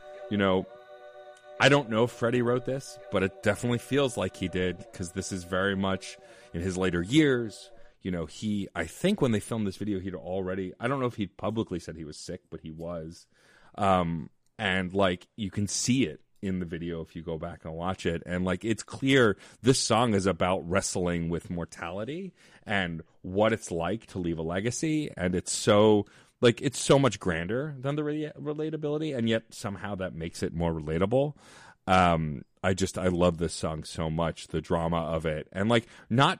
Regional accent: New York City, New York, United States; I grew up in Staten Island

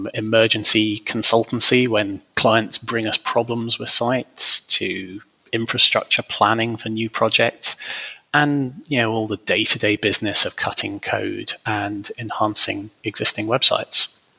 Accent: Scotland, United Kingdom; now in England; Officially, I'm from Scotland. Not that you'd be able to guess that from my accent these days, but I was born near Loch Ness, and these days I live in an obscure corner of the north of England.

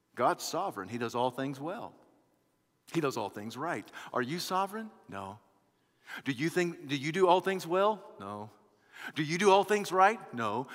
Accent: United States

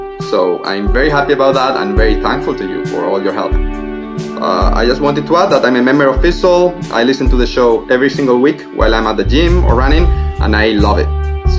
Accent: Spain; I'm from Spain

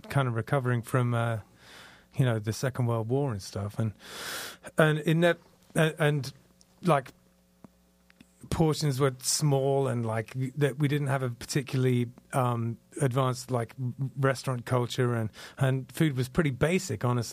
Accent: Dorset, South West England, United Kingdom; moved away as an adult; also born or lived in London / Manchester; now in United States; So I was born in London, and I went to school in Dorset, which is off the south coast in England. And then I spent the last 10 years before I moved here in Manchester

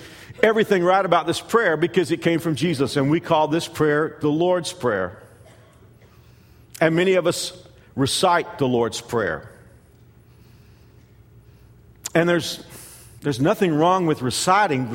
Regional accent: United States; Growing up in America

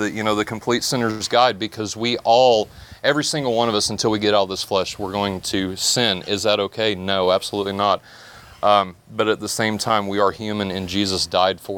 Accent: Indiana, United States; moved away as an adult; also born or lived in Florida; I was 18, moved to Florida. I'm originally from Indiana.

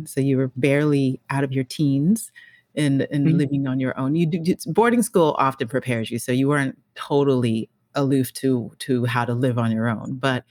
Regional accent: Denver, Colorado, United States; You know, I grew up in Denver, Colorado, so it's not really the Midwest, but we're kind of in that neutral accent zone.

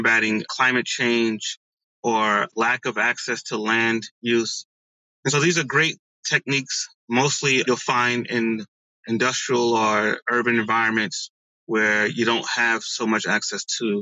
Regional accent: East Orange, New Jersey, United States; also born or lived in Newark; I was born in Newark, grew up in East Orange

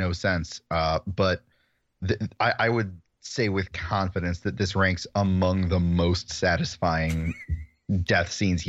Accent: Chicago, Illinois, United States; But I'm born and raised in the Chicagoland area

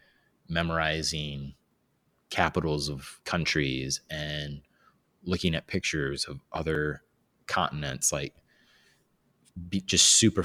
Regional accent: Fort Wayne, Indiana, United States; I was born and raised in Fort Wayne, Indiana

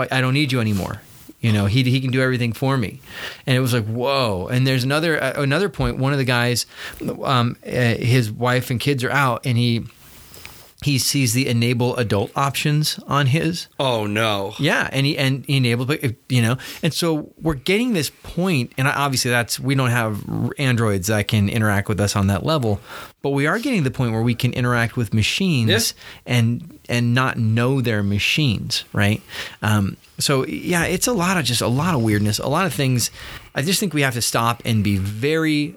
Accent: United States; us as American citizens

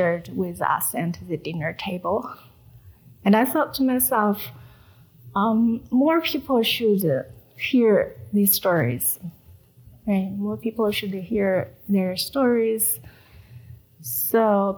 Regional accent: China; English is a second language; moved away as an adult; now in Salt Lake City, United States; staying connected with my people, relatives, siblings, parents, back in China and trying my best not forgetting my first language

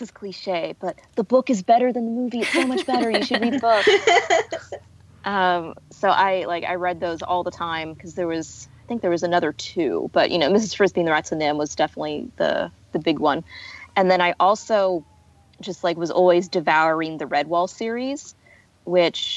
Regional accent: the South, United States; I am from the South. I'm not from the deep South

